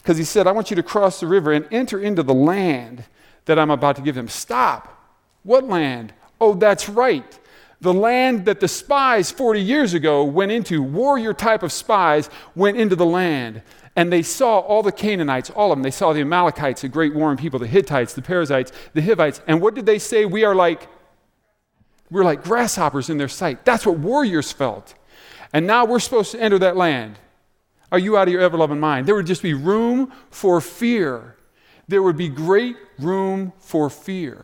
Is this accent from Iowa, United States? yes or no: yes; Des Moines, Iowa, United States; I grew up in Des Moines, about 3 hours south here.